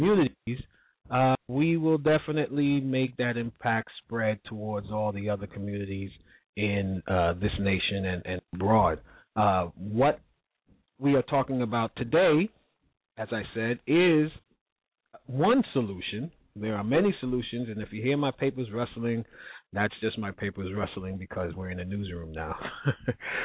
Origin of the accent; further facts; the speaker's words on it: New York, United States; my hometown of New York